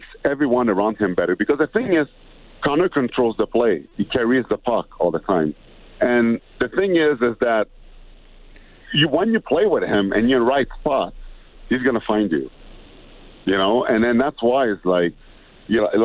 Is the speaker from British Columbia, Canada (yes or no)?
no; Montreal, Quebec, Canada; moved away; also born or lived in Edmonton; I was born in Montreal, after a while, I spent my summer in Edmonton